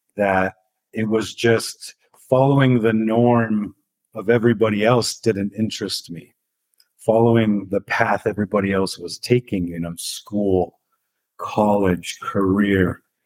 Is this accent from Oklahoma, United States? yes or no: no; Santa Fe, New Mexico, United States; moved away as an adult; growing up in Santa Fe was interesting